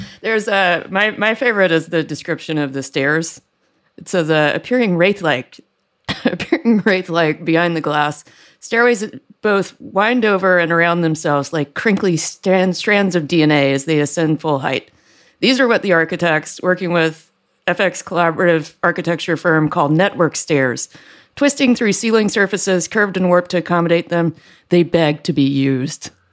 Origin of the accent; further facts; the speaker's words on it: Deep South, United States; I grew up in the Deep South where nobody had gas heating